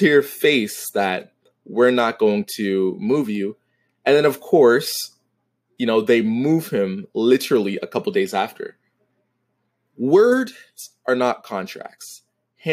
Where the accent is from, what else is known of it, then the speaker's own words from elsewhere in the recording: Toronto, Ontario, Canada; I'm from Toronto